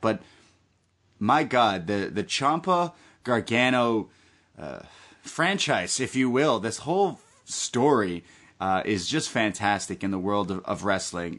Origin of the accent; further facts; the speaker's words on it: Canada; I'm Canadian